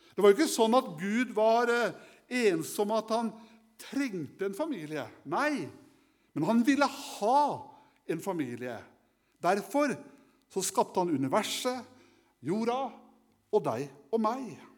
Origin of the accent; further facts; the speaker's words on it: Kragerø, Telemark, Norway; Som guttunge så hadde jeg kaniner eh, hjemme i Kragerø, i min hjemby.